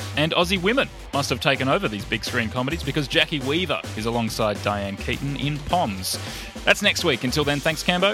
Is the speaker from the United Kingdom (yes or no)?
yes; United Kingdom; I'm a Brit